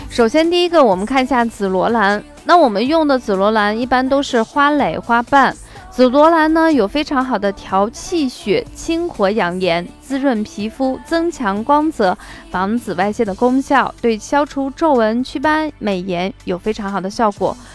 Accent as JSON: {"language": "Chinese", "region": "Shaanxi", "country": "China", "accent": "Shaanxi dialect", "said": "用我们陕西方言说"}